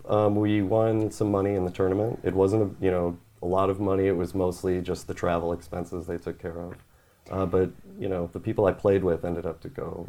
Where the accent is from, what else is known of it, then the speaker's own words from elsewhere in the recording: Wisconsin, United States; also born or lived in Georgia; Yeah, I was born in Georgia, moved to Wisconsin shortly after. Mm-hmm. Family moved around a lot.